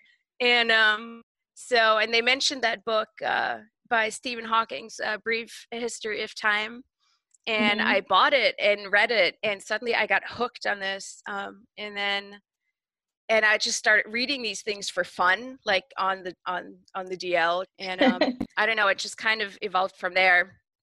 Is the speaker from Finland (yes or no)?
no; Germany; moved away as an adult; also born or lived in Chicago; now in Seattle, United States; I was born in Chicago, but I was mostly raised in Germany. So I am actually German.